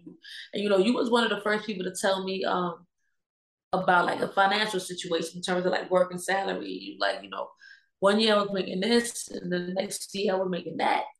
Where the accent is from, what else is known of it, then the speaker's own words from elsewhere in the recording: New York City, New York, United States; I was born and raised in Baruch Projects